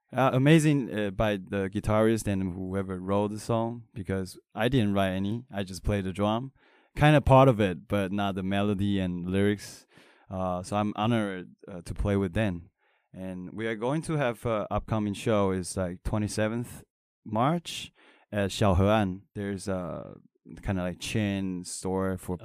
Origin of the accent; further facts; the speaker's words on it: Taiwan; I'm not American. I'm Taiwanese